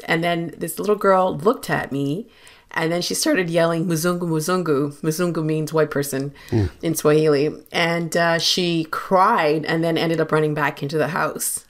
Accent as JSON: {"language": "English", "country": "Uganda", "said": "I'm from Uganda."}